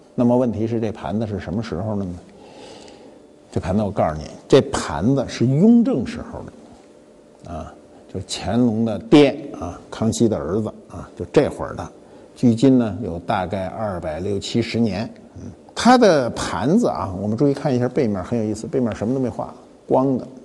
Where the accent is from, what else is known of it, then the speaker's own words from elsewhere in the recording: Beijing, China; also born or lived in Heilongjiang; 我的北京人，我生在北京，啊，我户口是北京的。但我一九六九年离开北京，我去东北了，啊，我去黑龙江了，去了两年，把户口都迁去了。迁去了以后呢，一九七一年回来了